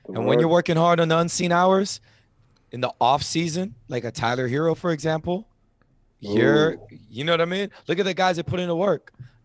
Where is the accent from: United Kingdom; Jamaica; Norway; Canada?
Jamaica; I'm a Jamaican. I got jobs.